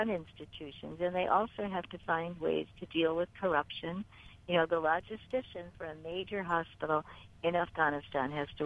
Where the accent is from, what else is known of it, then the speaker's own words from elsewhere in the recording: United States; I was from the United States